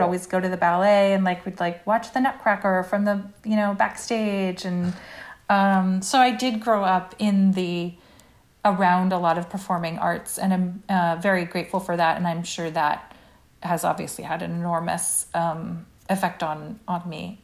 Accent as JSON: {"language": "English", "town": "Brookline", "region": "Massachusetts", "country": "United States", "tie": "born or raised there", "also_born_or_lived": "New York City", "moved": "as an adult", "said": "I lived in Brookline till I was eighteen, and then I went to BU"}